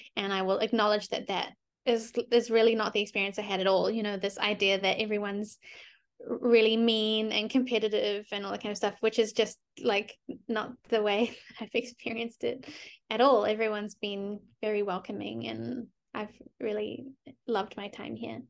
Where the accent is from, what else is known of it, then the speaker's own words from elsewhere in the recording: New Zealand; moved away as an adult; now in United States; why do I speak English if I'm from New Zealand